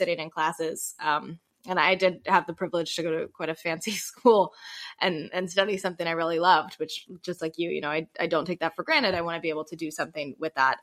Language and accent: English; United States; me growing up in the Carolinas